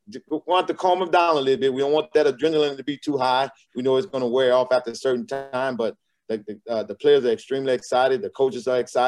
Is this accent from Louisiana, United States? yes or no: yes; Louisiana, United States; also born or lived in Arkansas; now in Texas, United States; I'm from Louisiana